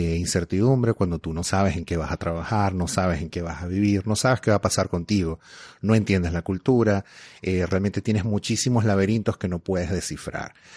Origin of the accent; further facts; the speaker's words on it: Venezuela; moved away as an adult; now in Canada; yo emigré de Venezuela hace 11 años